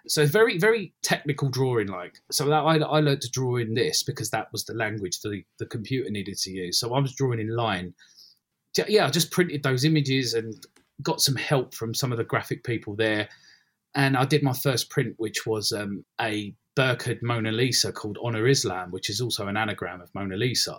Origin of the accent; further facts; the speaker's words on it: London, United Kingdom; also born or lived in Ilford / Essex; I grew up in Bethnal Green and gradually moved out into Essex, East London, Essex, that kind of way.